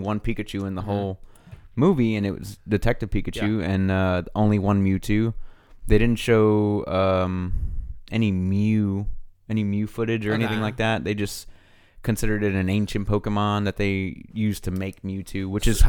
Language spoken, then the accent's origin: English; Pasadena, California, United States; Growing up, I grew up in Pasadena, bro.